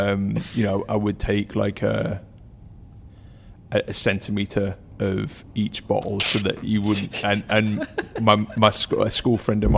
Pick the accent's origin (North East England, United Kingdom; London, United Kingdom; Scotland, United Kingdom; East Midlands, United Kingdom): North East England, United Kingdom; accent: Geordie; You know, you can't tell from my accent. It got bullied out of me when I was seven, but I'm a Geordie, and my dad loved Newcastle Brown Ale.